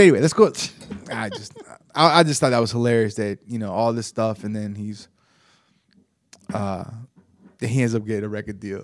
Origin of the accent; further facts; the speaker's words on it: the South, United States; growing up in the South